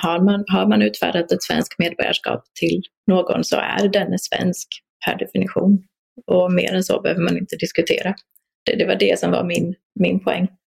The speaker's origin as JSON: {"language": "Swedish", "country": "Poland", "moved": "yes", "lives_now": "Sweden", "said": "vi var alla polska medborgare"}